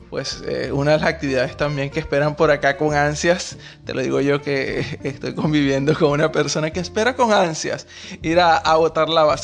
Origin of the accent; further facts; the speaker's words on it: Venezuela; moved away as an adult; now in Buenos Aires, Argentina; nosotros somos venezolanos